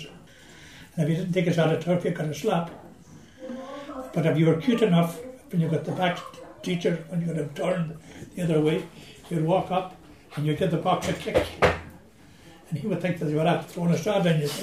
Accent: Arranmore, County Donegal, Ireland; I come from Aranmore

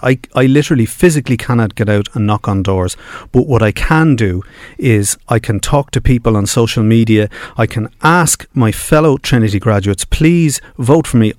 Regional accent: Dublin, Leinster, Ireland; I grew up in Finglas.

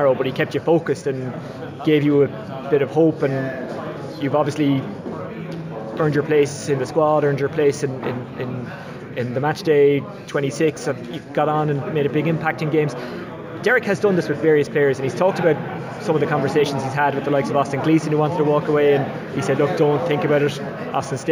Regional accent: Waterford, Munster, Ireland; I'm from Waterford

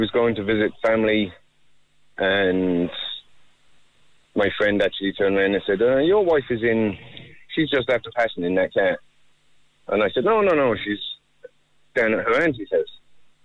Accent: England, United Kingdom; now in Ireland; I've no family here at all. I'm from England. I came to Ireland in 1991.

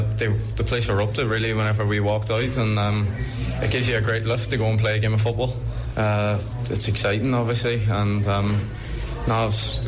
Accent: Derry, Northern Ireland, United Kingdom; obviously it's my hometown club.

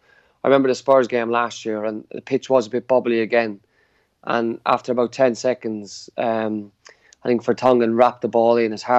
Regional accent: Carlow, Leinster, Ireland; moved away as an adult; also born or lived in Dublin, Ireland / Sligo, Ireland / Manchester, England / Grimsby, England; now in Newport, United Kingdom; I'm from Carlow, a country fella.

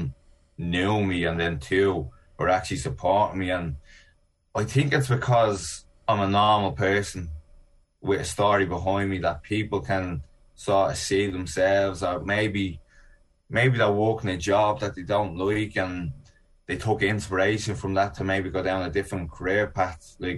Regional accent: Ireland; also born or lived in East Coast of America; now in United States; I'm Irish and an Olympian

